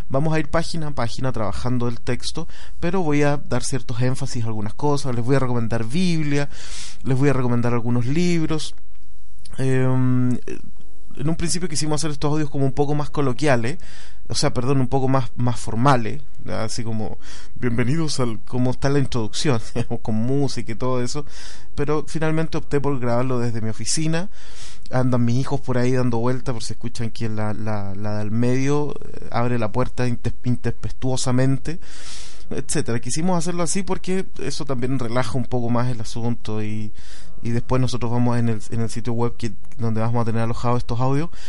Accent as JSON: {"language": "Spanish", "town": "Valdivia", "region": "Los Ríos", "country": "Chile", "tie": "born there", "said": "yo nací en Valdivia, es una ciudad en el sur de Chile."}